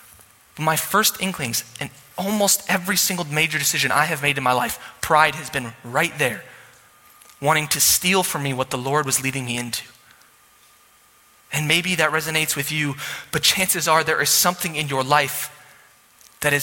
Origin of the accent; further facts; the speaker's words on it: Sioux Falls, South Dakota, United States; I was from Sioux Falls